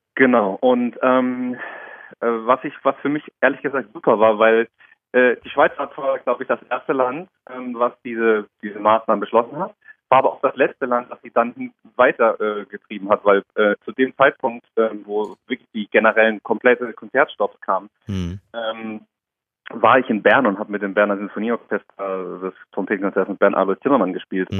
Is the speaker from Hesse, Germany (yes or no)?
yes; Darmstadt, Hesse, Germany; now in Karlsruhe, Germany; von meiner Heimatstadt Darmstadt ist es schon eher eine Großstadt